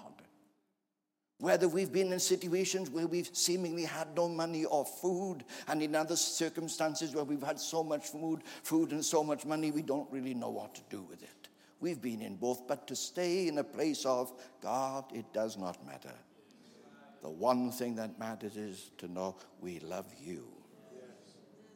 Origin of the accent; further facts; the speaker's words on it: Wales, United Kingdom; As a Welshman